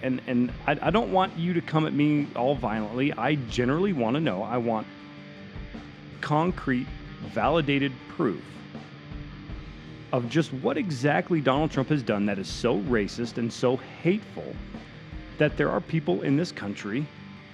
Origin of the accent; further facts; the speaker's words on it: Oklahoma, United States; also born or lived in Texas; growing up in Oklahoma and around Texas